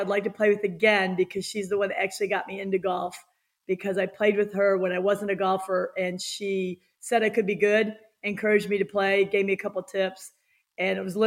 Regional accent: United States; I was born in the United States

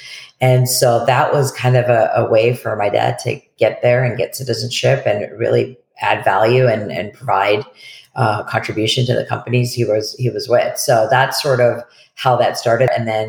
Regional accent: Detroit, Michigan, United States; also born or lived in Shelby Township, Michigan / Warren, Michigan / Boston; now in Portland, United States; I was born and raised in Detroit, Michigan.

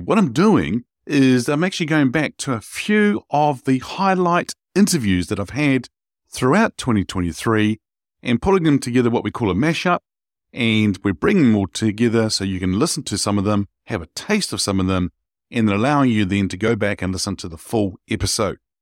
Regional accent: Wellington, New Zealand; the city that I grew up here in New Zealand, in Wellington

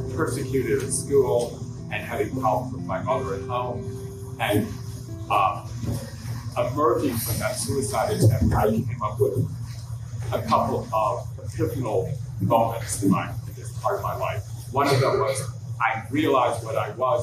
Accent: the South, United States; I grew up in the South in the 50s and 60s

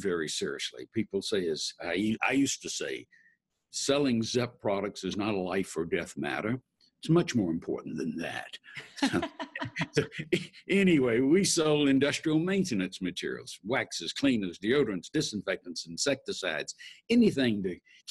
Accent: Atlanta, Georgia, United States; I was born and raised in Atlanta

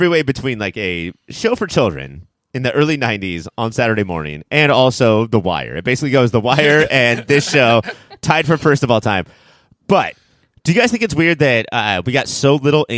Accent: Orange County, California, United States; I grew up in Orange County

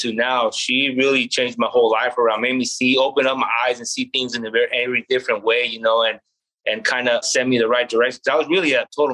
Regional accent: Gilroy, California, United States; I grew up, I was born and raised in Gilroy, went to school here

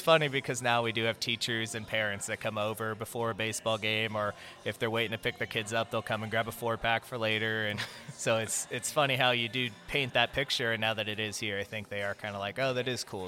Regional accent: Southern California, United States; moved away as an adult; also born or lived in Central Florida; now in Florida, United States; I was born and raised in Southern California.

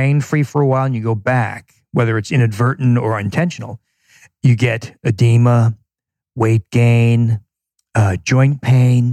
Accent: New Jersey, United States; now in Milwaukee, United States; I'm from New Jersey, but I live in Milwaukee

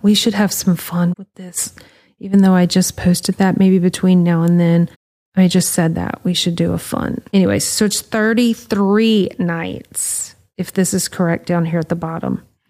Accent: Louisiana, United States; we're from Louisiana

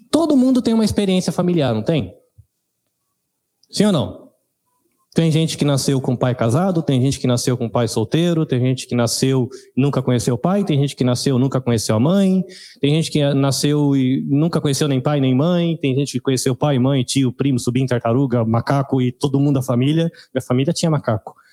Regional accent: São Paulo, Brazil; born there; Nasci em São Paulo

